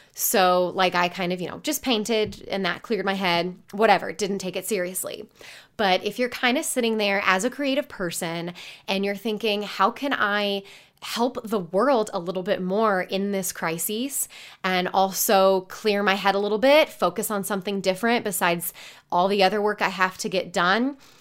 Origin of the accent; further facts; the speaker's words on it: Indiana, United States; I grew up in Indiana.